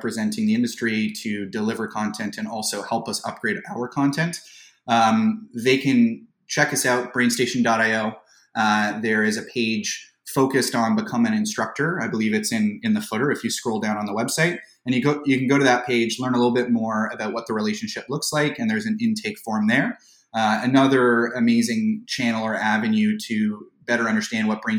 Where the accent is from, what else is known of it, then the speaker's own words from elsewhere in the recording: Toronto, Ontario, Canada; I was fortunate enough to be born and raised in the Greater Toronto area